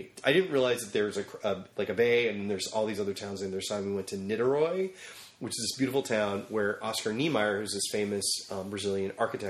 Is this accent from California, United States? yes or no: no; near the Delaware Water Gap, western New Jersey, United States; also born or lived in New York City; I grew up in Jersey. Was born in New York City and grew up in New Jersey.